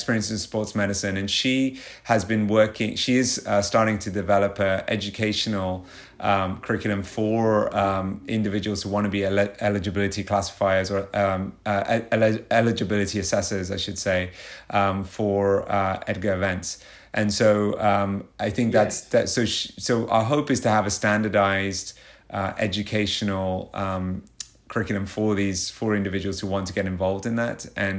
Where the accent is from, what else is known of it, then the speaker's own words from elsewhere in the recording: United Kingdom; accent: British; moved away as an adult; also born or lived in London, United Kingdom; now in Chicago, United States; I've kept my British accent so far, so I've managed to maintain